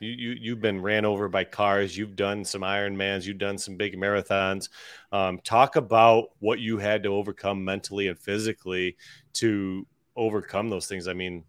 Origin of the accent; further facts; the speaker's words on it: Buffalo, New York, United States; I'm from Buffalo, New York. We got a foot of snow on the ground. It's 22 degrees.